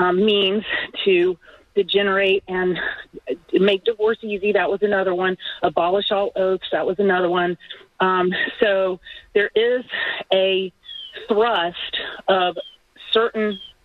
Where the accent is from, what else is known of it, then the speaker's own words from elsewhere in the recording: Atlanta, Georgia, United States; I'm from Atlanta